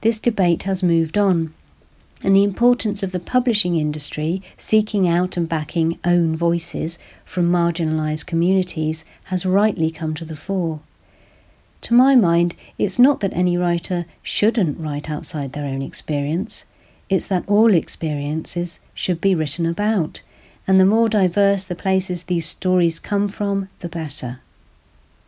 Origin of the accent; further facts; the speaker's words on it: United Kingdom; as a British woman who was only 4 years old when he died